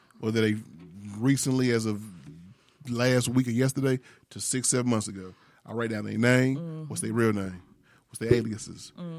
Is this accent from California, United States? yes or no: yes; Sacramento, California, United States; About 10 or 11 doing it with a young lady that I knew from Sacramento when I grew up in Sacramento.